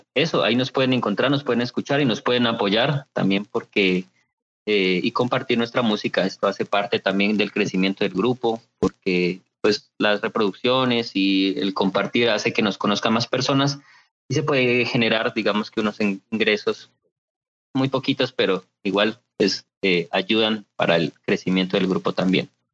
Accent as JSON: {"language": "Spanish", "town": "Potosí", "region": "Nariño", "country": "Colombia", "said": "Yo soy nariñense, soy de Potosí, Nariño."}